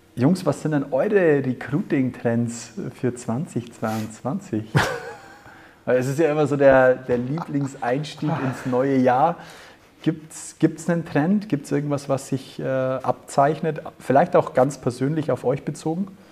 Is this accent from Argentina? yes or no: no; Germany; bei uns in Deutschland